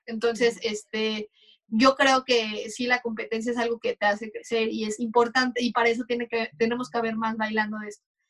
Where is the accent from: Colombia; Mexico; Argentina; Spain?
Mexico; como mexicanos